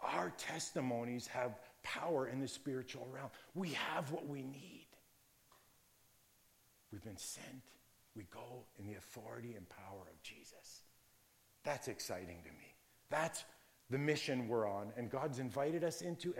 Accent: Virgil, Ontario, Canada; when I was growing up in the Virgil area, Niagara area

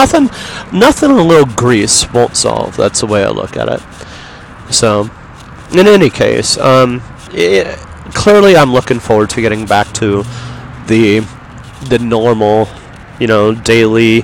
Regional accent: Yorba Linda, California, United States; also born or lived in Los Angeles; I'm from Los Angeles, or I'm from Yorba Linda

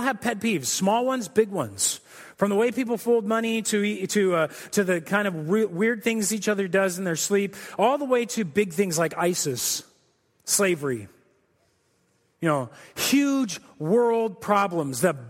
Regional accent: Corona, California, United States; moved away; I grew up in Southern California. I'm a Southern California kid. I came from Corona

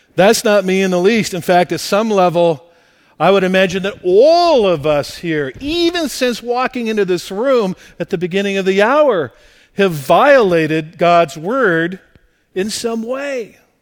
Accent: La Mirada, California, United States; also born or lived in rural Midwest; the church in which I grew up here in La Mirada

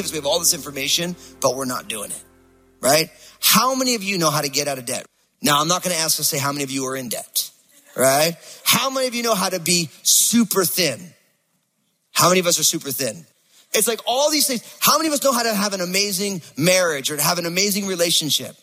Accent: New Jersey, United States; I'm from New Jersey

